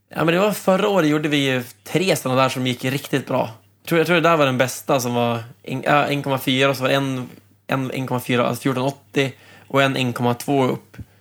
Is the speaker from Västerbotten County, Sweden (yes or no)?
yes; Umeå, Västerbotten County, Sweden; moved away as an adult; also born or lived in Trondheim, Norway; now in Norway; jag kommer ju själv från Umeå